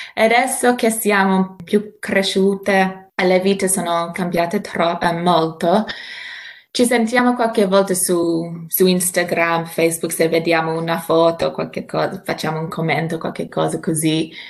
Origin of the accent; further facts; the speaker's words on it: Myrtleford, Victoria, Australia; Italian is a second language; also born or lived in Turin / Melbourne; Il paese dove sono cresciuta, Myrtleford